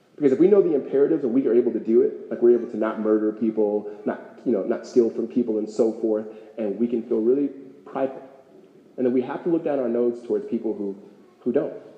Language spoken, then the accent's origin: English; Los Angeles, California, United States; moved away as an adult; now in Phoenix, United States; I grew up in California